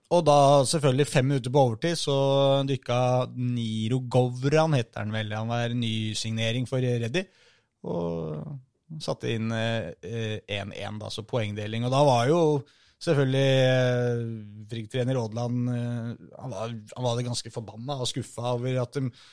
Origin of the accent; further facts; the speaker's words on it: Oslo, Norway; ikke så langt unna der jeg er fra